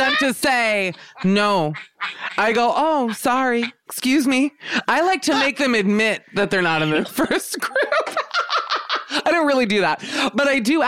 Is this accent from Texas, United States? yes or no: no; Miami, Florida, United States; I grew up in Miami